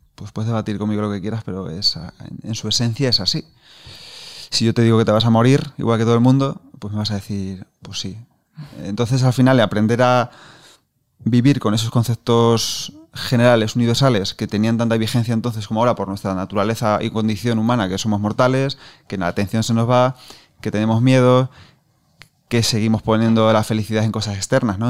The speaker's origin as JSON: {"language": "Spanish", "region": "Castilla-La Mancha", "country": "Spain", "said": "como manchego que soy, pues tiendo a pronunciar poco"}